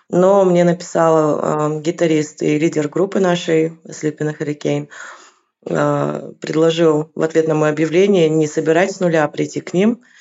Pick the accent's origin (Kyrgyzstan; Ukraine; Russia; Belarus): Kyrgyzstan; moved away as an adult; Я приехала из Киргизии четыре года назад.